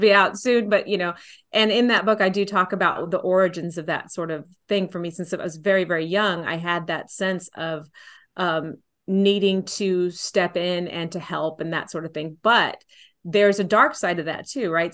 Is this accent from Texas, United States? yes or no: yes; San Antonio, Texas, United States; I grew up in San Antonio